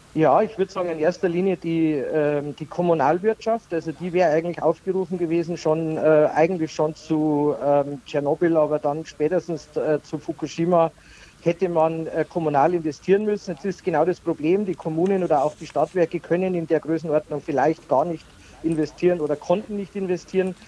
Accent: Pfaffenhofen district, Bavaria, Germany; im Landkreis Pfaffenhofen, ist, äh, meine Heimatregion

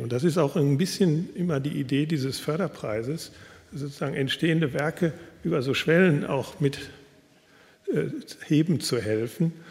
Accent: Ruhr area, North Rhine-Westphalia, Germany; moved away; also born or lived in Berlin; Ich stamme aus dem Ruhrgebiet

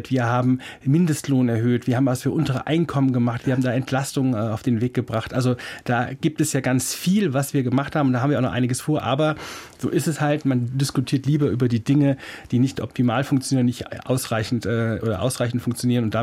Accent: Kassel, Hesse, Germany; das ist ja bei mir um die Ecke, ich komme aus Kassel.

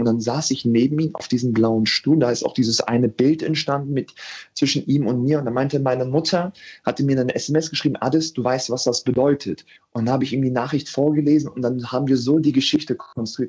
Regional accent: Hanover, Lower Saxony, Germany; 93 in Hannover geboren zu sein. Mhm. Das heißt, ich bin ein waschechter Hannoveraner

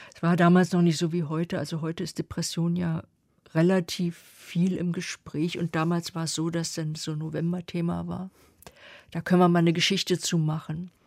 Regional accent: East Germany, Germany; ich komme aus der DDR

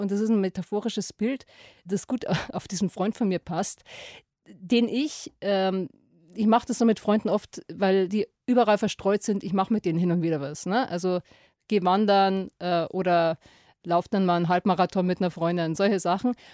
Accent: Lower Bavaria, Germany; in meine niederbayerische Heimat

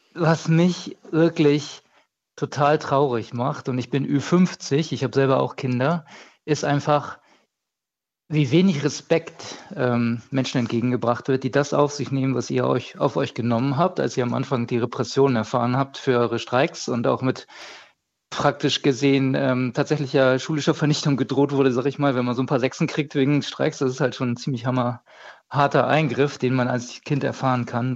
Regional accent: Bremen, Germany; ich komme ja aus Norddeutschland, ich bin aus Bremen

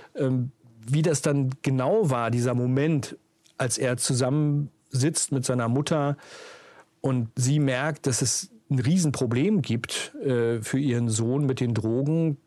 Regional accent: Uelzen, Lower Saxony, Germany; ich bin ja groß geworden in Uelzen, im sogenannten Zonenrandgebiet.

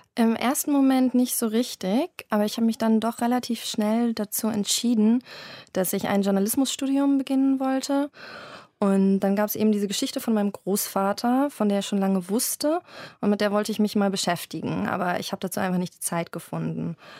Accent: Berlin, Germany; also born or lived in London; habe ich mich entschieden, zurück in meine Heimatstadt Berlin zu ziehen

